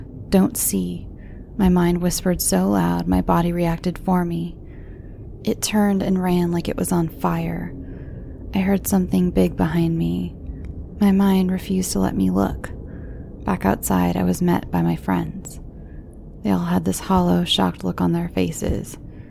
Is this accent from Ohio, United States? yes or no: yes; Cleveland, Ohio, United States; I grew up in Cleveland. The late 80s and early 90s had most of my family living on two streets.